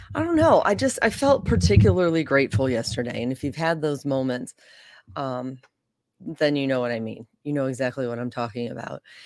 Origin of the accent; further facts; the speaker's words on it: St. Louis, Missouri, United States; I'm from St. Louis